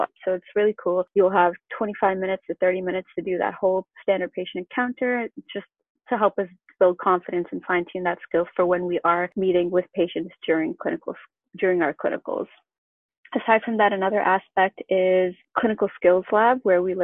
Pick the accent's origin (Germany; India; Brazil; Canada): Canada; I grew up in Canada and I went to University of Guelph.